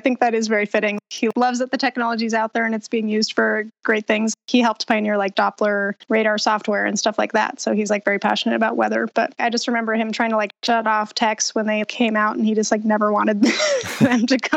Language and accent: English; Boulder, Colorado, United States; originally, I'm from Boulder, Colorado, born and raised